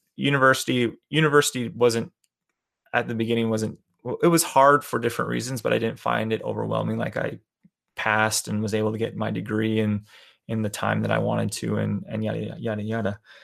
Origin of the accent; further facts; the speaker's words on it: Calgary, Alberta, Canada; moved away; I was born and raised in Calgary, Alberta, Canada.